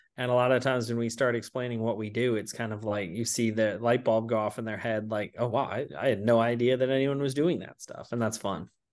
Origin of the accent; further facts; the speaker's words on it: Atlanta, Georgia, United States; moved away as an adult; also born or lived in California; I grew up in Atlanta